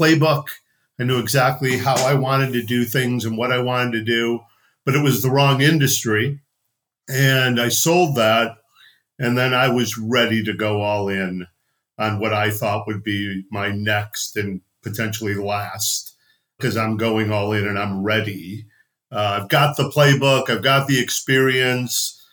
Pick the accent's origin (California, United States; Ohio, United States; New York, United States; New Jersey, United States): Ohio, United States; Cleveland; moved away as an adult; also born or lived in Boston; I'm born and raised in Cleveland